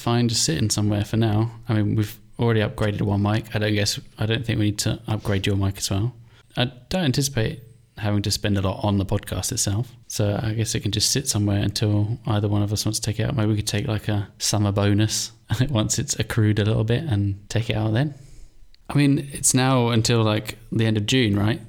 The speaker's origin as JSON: {"language": "English", "region": "England", "country": "United Kingdom", "also_born_or_lived": "Ireland / Finland / Cape Town / Saudi Arabia", "moved": "as an adult", "lives_now": "Mauritius", "said": "I'm from England, I'm Irish, Finnish, so we both lived in each country"}